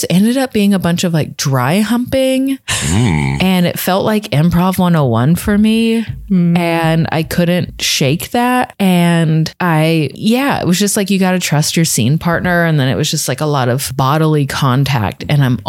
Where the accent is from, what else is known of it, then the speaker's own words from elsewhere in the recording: Texas, United States; moved away; I was visiting home. I'm from Texas.